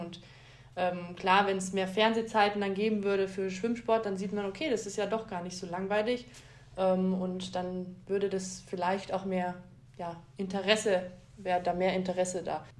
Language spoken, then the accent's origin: German; Augsburg, Bavaria, Germany; ich bin in Augsburg geboren